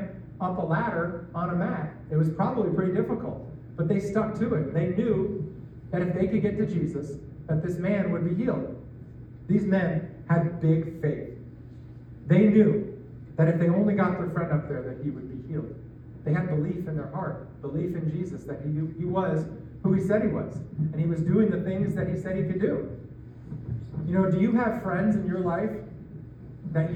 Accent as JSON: {"language": "English", "region": "New York", "country": "United States", "tie": "born or raised there", "moved": "as an adult", "lives_now": "Iowa, United States", "said": "I grew up in New York, just outside the city, where there is traffic just about everywhere"}